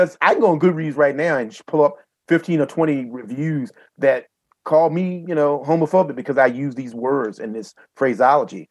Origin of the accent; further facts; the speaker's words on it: Southeastern Virginia, United States; I grew up in Southeastern Virginia